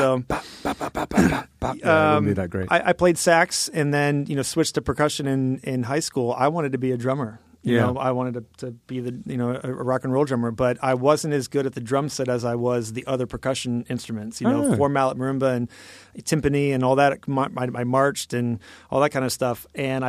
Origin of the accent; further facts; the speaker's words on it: Michigan, United States; I grew up in Michigan, so I went to Michigan State